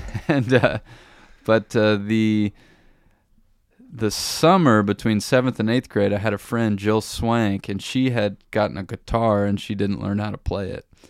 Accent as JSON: {"language": "English", "town": "Warsaw", "region": "Indiana", "country": "United States", "tie": "born or raised there", "also_born_or_lived": "Bloomington, Indiana", "moved": "as an adult", "lives_now": "Germany", "said": "growing up in Warsaw, there just was not a lot of music"}